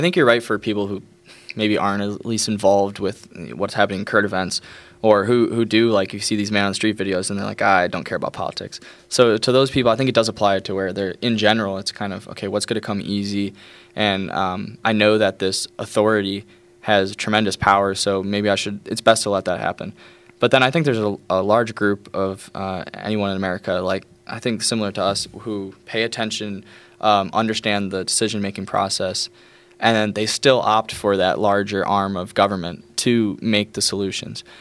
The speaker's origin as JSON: {"language": "English", "region": "New York", "country": "United States", "said": "I'm from New York"}